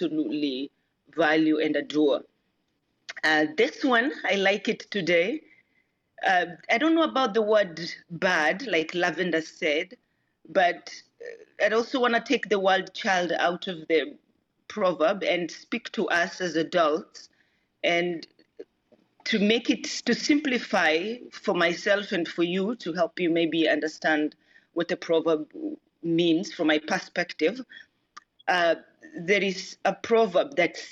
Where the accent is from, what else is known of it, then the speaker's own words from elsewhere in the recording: Kenya; now in San Diego, United States; I'm originally from Kenya. I live in San Diego now